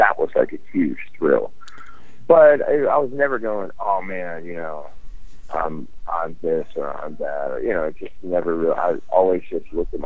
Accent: Louisiana, United States; I grew up in Louisiana

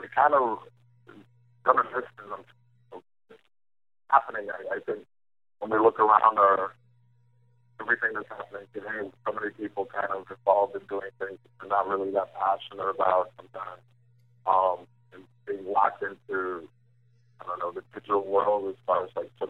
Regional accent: Cleveland, Ohio, United States; moved away as an adult; also born or lived in New York

